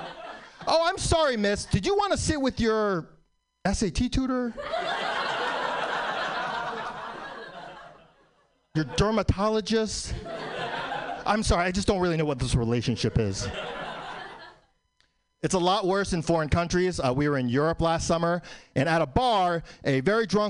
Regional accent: New York City, New York, United States; born in New York, still live in New York.

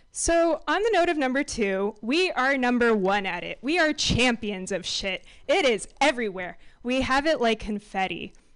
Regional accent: San Francisco, California, United States; So I grew up in San Francisco

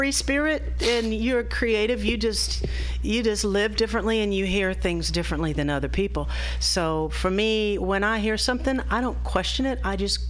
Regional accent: Austin, Texas, United States; moved away as an adult; also born or lived in Dallas; now in San Francisco, United States; I grew up in Austin, and I moved out here. This is my second time to live in San Francisco in my career. Since, being the 35-year-old that I am

